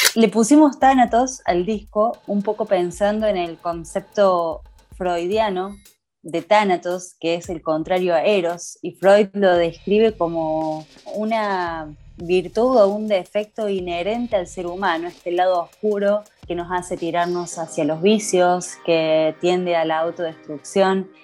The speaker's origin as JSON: {"language": "Spanish", "region": "Córdoba", "country": "Argentina", "said": "soy una artista cordobesa"}